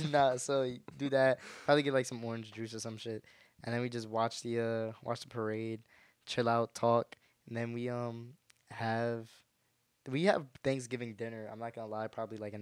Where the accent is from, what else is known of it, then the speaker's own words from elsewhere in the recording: Cleveland, Ohio, United States; I'm from Cleveland, Ohio.